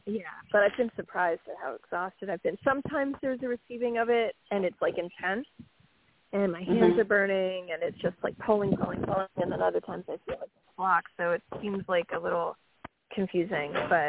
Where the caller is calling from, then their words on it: New York, United States; Hi, this is … from New York.